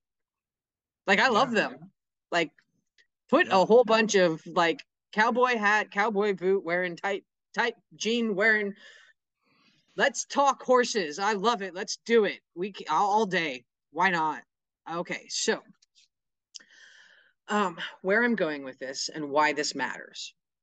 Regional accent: San Luis Obispo, California, United States; also born or lived in Paso Robles, California; where I was raised in California, in San Luis Obispo, so I was also raised in Paso Robles

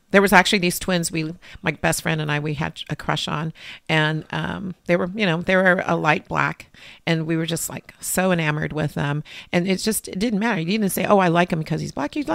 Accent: Lynwood, California, United States; I was born in Linwood, which is a city next to Compton at St. Francis Hospital.

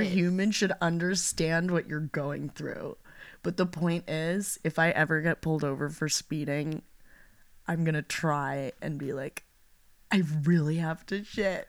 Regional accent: Los Angeles, California, United States; we are from the San Fernando Valley

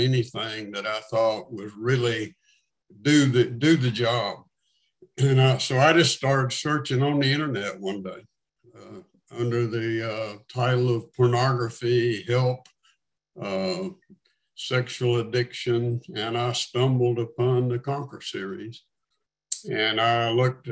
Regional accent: North Carolina, United States; also born or lived in Atlanta, Georgia; now in Birmingham, United States; born and raised in North Carolina. Wound up in Atlanta, Georgia for about 23 years. Actually, now living in Birmingham

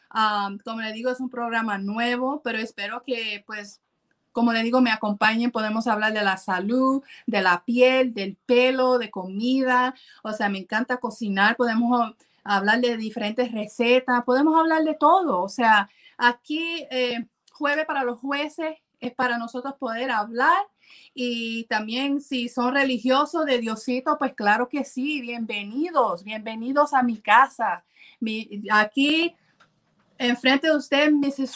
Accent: Puerto Rico; yo soy puertorriqueña

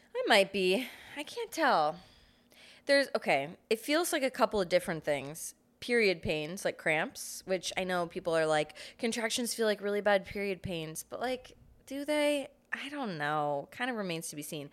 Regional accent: Fort Myers, Florida, United States; My hometown, Fort Myers

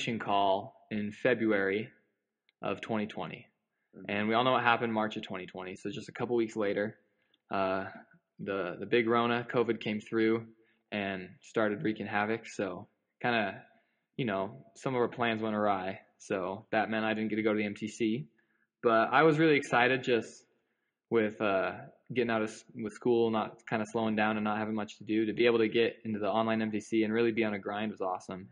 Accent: Chandler, Arizona, United States; moved away as an adult; now in Provo, United States; I'm from Chandler, Arizona

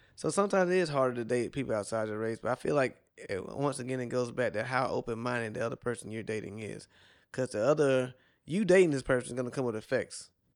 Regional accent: South Carolina, United States; now in Miami, United States; I'm from South Carolina

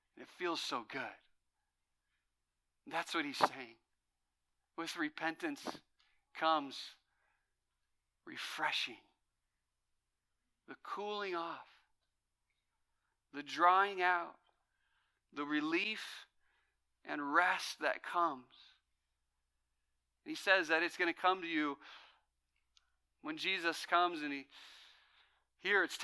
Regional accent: Fresno, California, United States; I grew up in Fresno where it's 110 in the summers

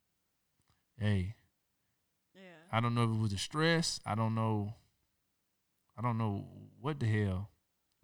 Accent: the South, United States; now in Chino, United States; I'm from the South

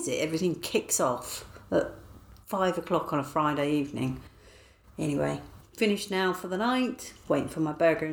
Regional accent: United Kingdom; I am British.

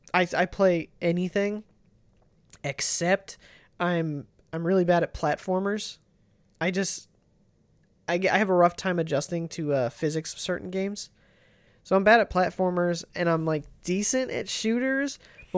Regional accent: Ohio, United States; We're from Ohio.

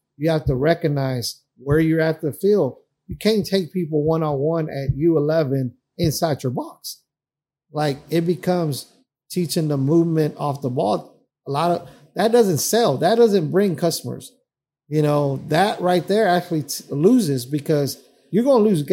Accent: Dallas, Texas, United States; We grew up in Oak Cliff.

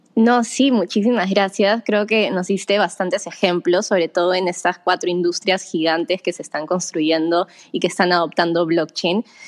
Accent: Peru; los dos somos peruanos

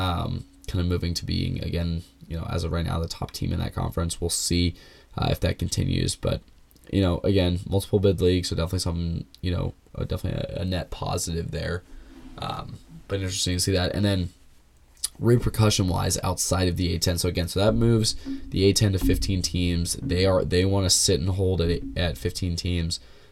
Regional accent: Kansas City, United States; I'm from Kansas City.

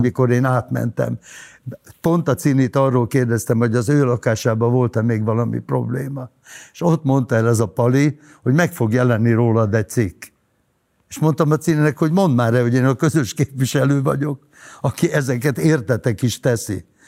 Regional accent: Hungary; moved away as an adult; also born or lived in Budapest; now in Orfű, Hungary; én vidéki vagyok

